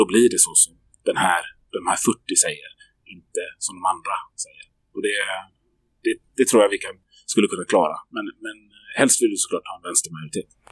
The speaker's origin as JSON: {"language": "Swedish", "town": "Gothenburg", "region": "Västra Götaland", "country": "Sweden", "tie": "born or raised there", "said": "Jag som göteborgare, som född och uppvuxen här"}